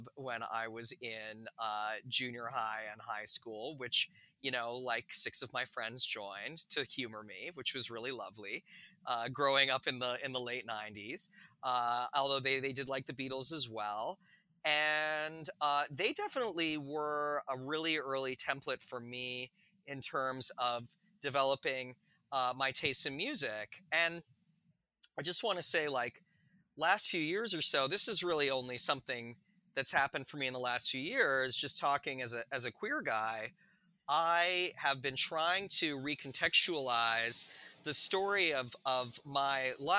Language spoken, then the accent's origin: English; Calgary, Alberta, Canada; I grew up in Western Canada in Calgary